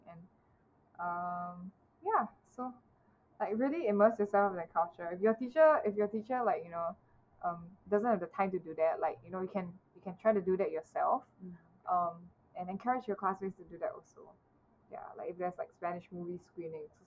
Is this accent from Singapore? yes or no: yes; Singapore; as a Singaporean